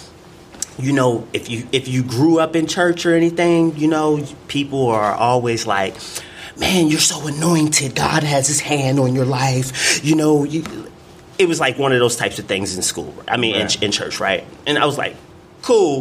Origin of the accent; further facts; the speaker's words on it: Baltimore, Maryland, United States; moved away; I'm originally from Baltimore, Maryland. Was raised there my entire life.